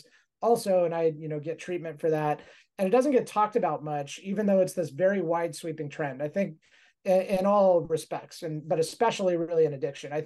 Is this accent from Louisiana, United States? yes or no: no; Mojave Desert, California, United States; I grew up on a cattle ranch in the Mojave Desert